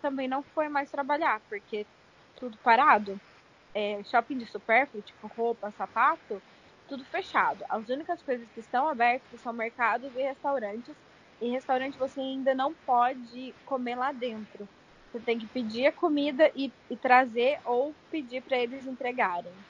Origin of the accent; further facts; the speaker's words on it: São José dos Campos, São Paulo, Brazil; moved away as an adult; now in New Jersey, United States; eu sou de São José dos Campos e ainda moro em New Jersey, nos Estados Unidos